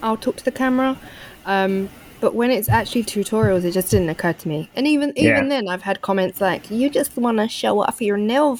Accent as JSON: {"language": "English", "region": "London", "country": "United Kingdom", "tie": "born or raised there", "said": "So I grew up around East London. Mm-hmm. Really, I grew up in a very multicultural area."}